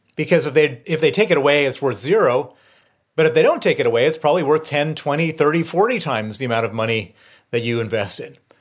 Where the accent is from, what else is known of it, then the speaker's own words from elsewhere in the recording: Chicago, Illinois, United States; moved away as an adult; also born or lived in Princeton, New Jersey / Moscow, Russia / London; I grew up in, in Chicago, born in Princeton, New Jersey